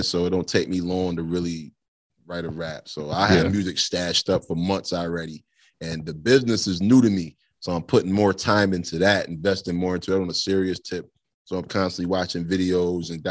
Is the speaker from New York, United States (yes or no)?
yes; Niagara Falls, New York, United States